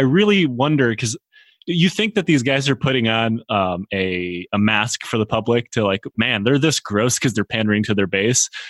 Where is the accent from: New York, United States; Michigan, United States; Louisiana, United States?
Michigan, United States; from my home state of Michigan